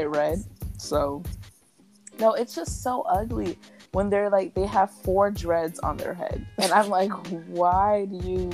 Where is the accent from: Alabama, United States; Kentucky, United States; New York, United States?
Alabama, United States; I'm from Alabama.